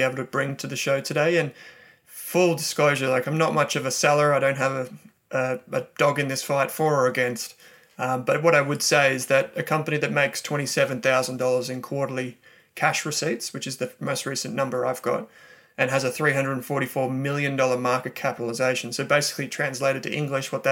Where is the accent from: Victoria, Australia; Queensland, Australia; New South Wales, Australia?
Victoria, Australia; Melbourne; I'm from Melbourne